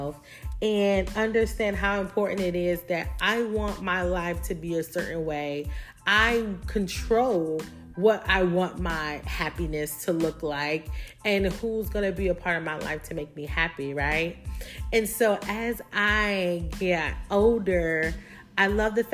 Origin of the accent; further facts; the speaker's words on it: Hemingway, South Carolina, United States; accent: country twang; I'm from the South. So if you hear a little country, little twang in there, I am from South Carolina, a small little town called Hemingway, South Carolina